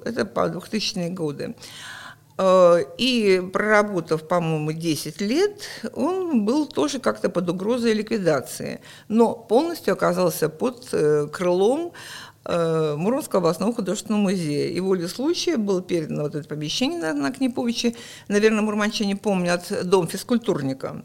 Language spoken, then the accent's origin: Russian; Murmansk, Murmansk Oblast, Russia; also born or lived in Krasnodar; я родилась в Краснодаре, но к осени мы уже приехали сюда. Поэтому я прожила всю свою жизнь